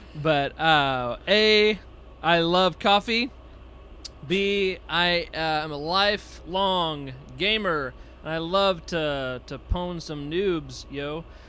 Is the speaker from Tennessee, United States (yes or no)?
yes; Nashville, Tennessee, United States; now in Texas, United States; I'm from Nashville originally, and I now live in Texas